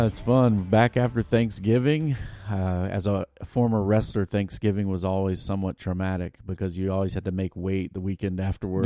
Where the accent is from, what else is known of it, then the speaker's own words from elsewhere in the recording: United States; growing up in America